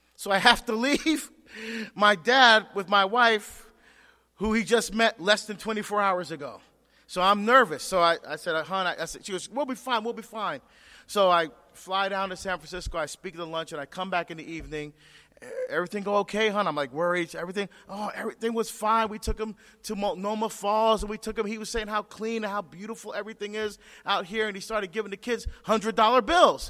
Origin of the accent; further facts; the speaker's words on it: Barbados; moved away; I'm from Barbados